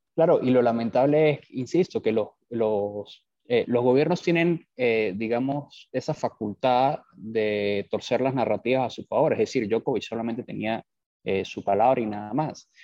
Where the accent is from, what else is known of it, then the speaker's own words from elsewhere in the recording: Venezuela; moved away as an adult; also born or lived in Bogotá, Colombia / New York, United States / Lima, Peru; now in Miami, United States; yo soy venezolano. Eh, por razones obvias tuve que abandonar Venezuela